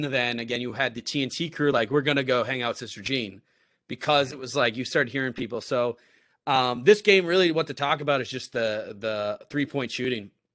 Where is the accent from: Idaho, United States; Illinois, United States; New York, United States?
New York, United States; moved away as an adult; also born or lived in East Coast; now in Chicago, United States; I'm not from the Midwest. I'm from New York